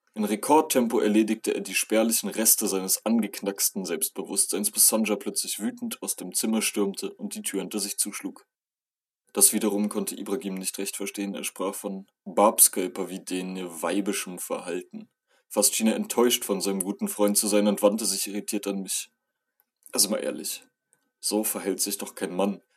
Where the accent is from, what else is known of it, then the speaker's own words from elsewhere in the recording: Germany; als Deutscher